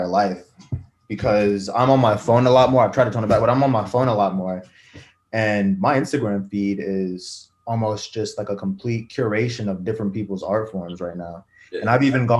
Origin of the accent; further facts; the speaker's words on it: Charleston, West Virginia, United States; I was born here. I was born in Charleston, so not rural West Virginia, but Like, I've lived here all 23 years of my life.